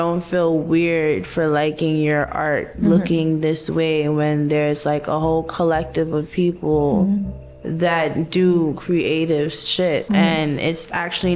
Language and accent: English; New York City, New York, United States; My family's from Grenada. I was born here in Crown Heights, Brooklyn. And I'm basically from like Eastern Parkway side